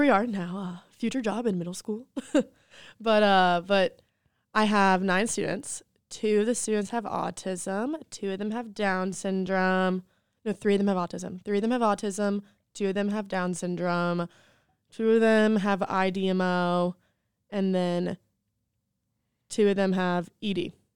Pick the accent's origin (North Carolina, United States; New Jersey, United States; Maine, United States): North Carolina, United States; Waxhaw; moved away as an adult; also born or lived in Charlotte, North Carolina; now in South Carolina, United States; I'm from Charlotte, North Carolina. Well, Waxhaw, a little small town, South Charlotte originally, but I just moved to South Carolina about two years ago